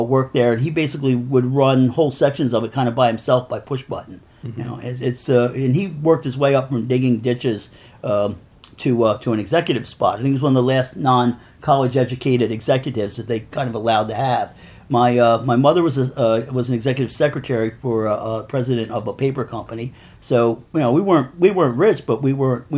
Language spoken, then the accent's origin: English; Coatesville, Pennsylvania, United States; also born or lived in West Chester, Pennsylvania; now in Philadelphia, United States; I grew up in Coatesville, which is a steel town